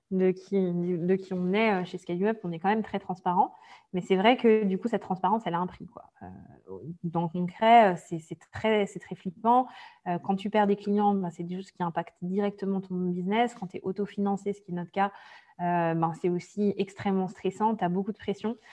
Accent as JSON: {"language": "French", "town": "Brest", "region": "Brittany", "country": "France", "tie": "born or raised there", "said": "je suis née en Bretagne, donc à Brest exactement"}